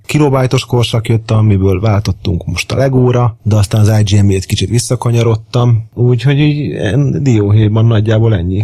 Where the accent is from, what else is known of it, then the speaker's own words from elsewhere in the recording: Pécs, Baranya, Hungary; now in Budapest, Hungary; nem Pesti vagyok, hanem Pécsi